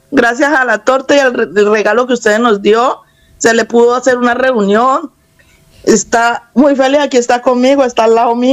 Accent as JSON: {"language": "Spanish", "town": "Cali", "region": "Valle del Cauca", "country": "Colombia", "moved": "as an adult", "lives_now": "Spain", "said": "Soy caleña."}